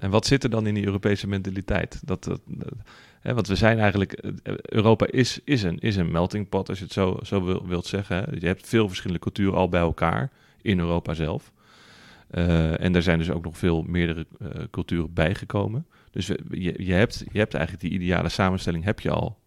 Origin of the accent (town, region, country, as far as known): Netherlands